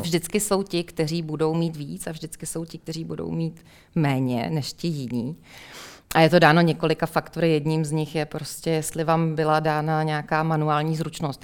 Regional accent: Plzeň, Plzeň Region, Czechia

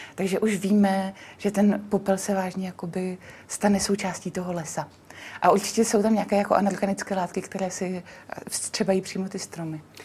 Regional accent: Znojmo, South Moravian Region, Czechia; já jsem taky ze Znojma

